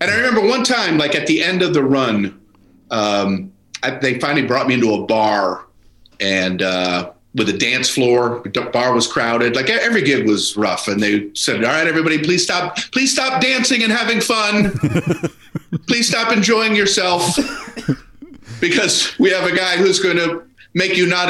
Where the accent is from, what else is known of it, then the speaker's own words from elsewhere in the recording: Florida, United States; I'm from Florida.